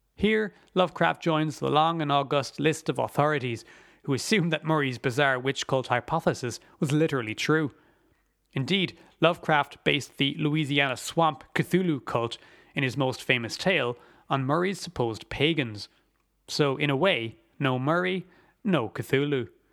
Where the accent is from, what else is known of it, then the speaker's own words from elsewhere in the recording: Ireland; as an Irish person